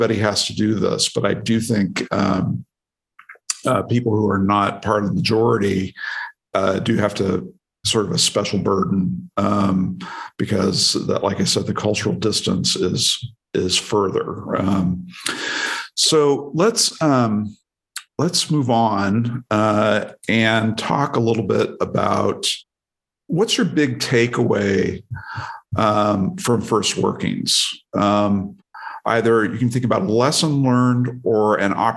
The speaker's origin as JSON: {"language": "English", "region": "Oregon", "country": "United States", "tie": "born or raised there", "also_born_or_lived": "Washington DC", "moved": "as an adult", "said": "I was from Oregon, grew up in a very small town"}